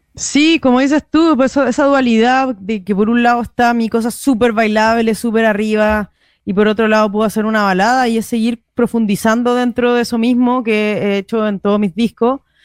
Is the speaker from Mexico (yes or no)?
no; Chile; now in Madrid, Spain